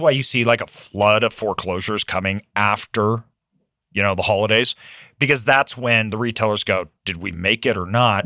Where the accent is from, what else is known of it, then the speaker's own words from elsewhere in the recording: Idaho, United States; also born or lived in Brazil; I was raised in Idaho.